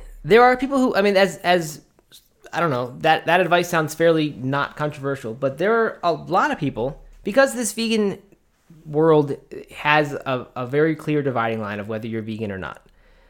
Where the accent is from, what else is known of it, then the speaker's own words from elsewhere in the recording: Baltimore, Maryland, United States; I grew up in the Baltimore, Maryland area, and that was what we did, and it was just summertime tradition.